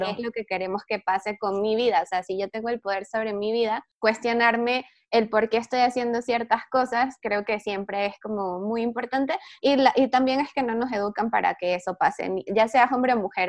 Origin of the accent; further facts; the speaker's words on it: Venezuela; moved away as an adult; now in Mexico City, Mexico; soy venezolana, este, de nacimiento. Ya tengo cuatro años aquí en México, en la Ciudad de México específicamente. Estudié comunicación social en Venezuela